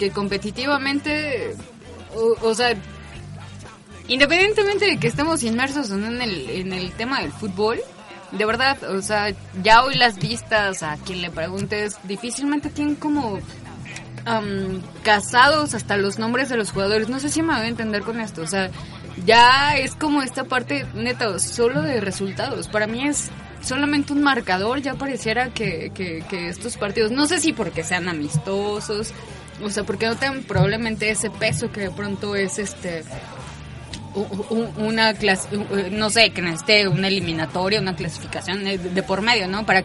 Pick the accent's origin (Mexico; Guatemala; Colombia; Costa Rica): Mexico; y siendo mexicano, ¿no?